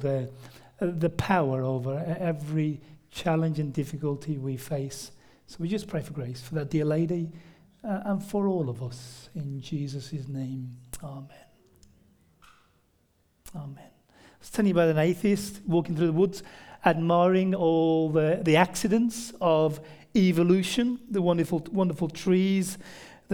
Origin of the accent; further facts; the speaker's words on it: near Birmingham, West Midlands, United Kingdom; accent: near Birmingham; it's near Birmingham in the UK, so central Britain, that's where it's located